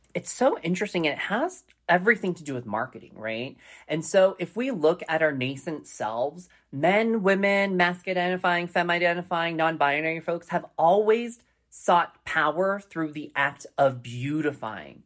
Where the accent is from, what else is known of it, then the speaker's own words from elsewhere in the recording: Colorado Springs, Colorado, United States; growing up in Colorado Springs, Colorado, in a predominantly white culture